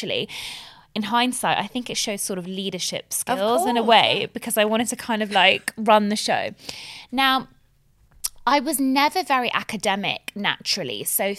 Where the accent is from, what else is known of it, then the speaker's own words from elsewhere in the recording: Bahrain; And Bahrain, it was actually in the middle of the Gulf War. So I do remember growing up in the Gulf War.